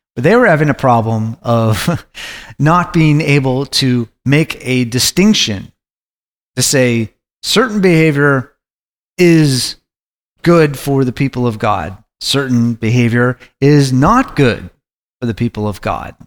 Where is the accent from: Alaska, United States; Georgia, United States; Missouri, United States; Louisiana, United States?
Alaska, United States; Anchorage; I was growing up in Anchorage, Alaska